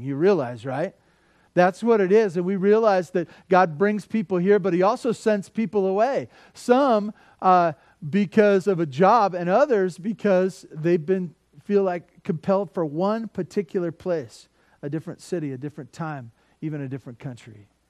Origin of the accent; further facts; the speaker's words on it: Santa Barbara, California, United States; also born or lived in Tehachapi; I grew up in Santa Barbara